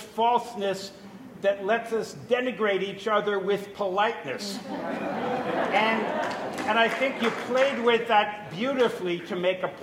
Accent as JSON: {"language": "English", "region": "New York", "country": "United States", "tie": "born or raised there", "said": "I was brought up in New York"}